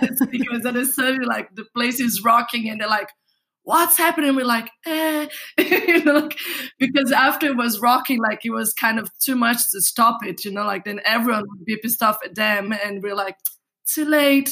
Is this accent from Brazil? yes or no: yes; Brazil; moved away as an adult; now in Berlin, Germany; I come from Brazil and I lived until my 22 years old there.